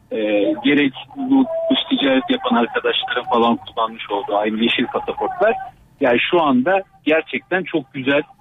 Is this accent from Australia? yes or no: yes; Australia; born or raised there